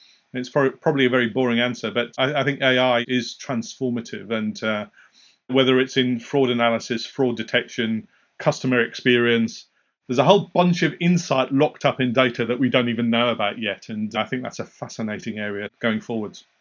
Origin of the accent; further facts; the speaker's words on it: Kingston, Jamaica; moved away; also born or lived in North East England; I was born and raised in Kingston, Jamaica